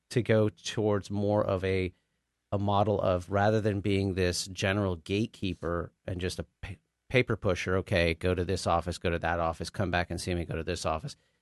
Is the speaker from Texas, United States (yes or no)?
yes; Richardson, Texas, United States; moved away as an adult; also born or lived in Austin / New York / New Jersey; I'm actually a born and raised, uh, Dallas boy. I was born and raised in Richardson